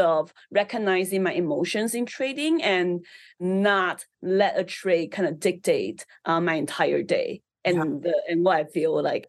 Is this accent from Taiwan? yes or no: yes; Taiwan; English is a second language; now in Canada; I think because I came from an immigrant background, so I immigrated to Canada from Taiwan. So, you know, as a first generation immigrant, it's really tough just adapting and not speaking English and making friends.